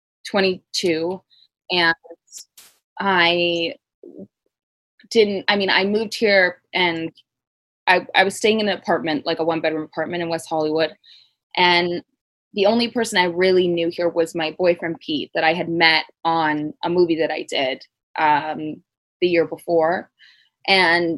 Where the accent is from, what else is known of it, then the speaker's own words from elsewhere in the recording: Vancouver, British Columbia, Canada; moved away as an adult; I grew up in Vancouver, which is like a walking city